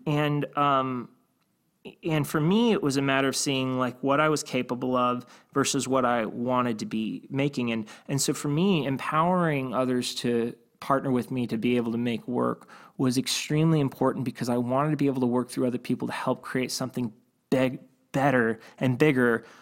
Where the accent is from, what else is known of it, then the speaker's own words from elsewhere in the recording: Cleveland, Ohio, United States; I grew up in Cleveland